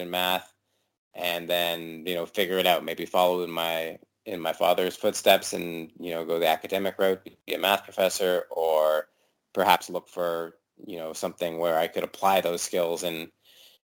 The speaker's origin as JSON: {"language": "English", "town": "St. John's", "region": "Newfoundland and Labrador", "country": "Canada", "tie": "born or raised there", "moved": "yes", "said": "I grew up in St. John's, which is the capital, maybe 80, 90,000 people"}